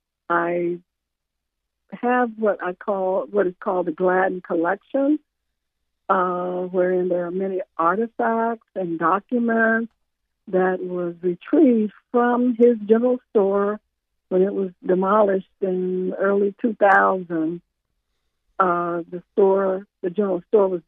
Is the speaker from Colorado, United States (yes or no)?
no; Apopka, Florida, United States; moved away as an adult; also born or lived in Jacksonville, Florida; I moved away from Apopka to Jacksonville to attend the University of North Florida